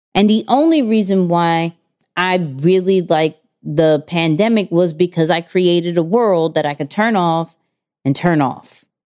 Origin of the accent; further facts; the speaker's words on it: New York, United States; we're from New York